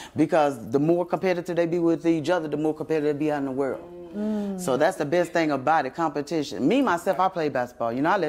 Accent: Mississippi, United States; I'm from Mississippi.

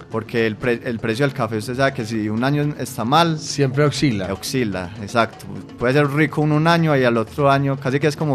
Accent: Medellín, Antioquia, Colombia; un preescolar que se llama Mundo Feliz en Robledo Aures, donde yo me crié

